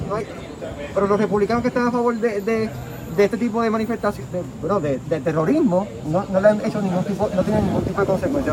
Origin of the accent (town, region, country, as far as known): Puerto Rico